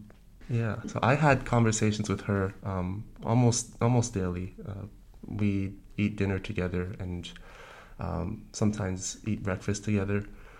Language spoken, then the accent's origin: English; New York City, New York, United States; now in Fort Lauderdale, United States; I was born in New York City. I live currently in Fort Lauderdale, Florida. And I have family in Belgium and in Switzerland.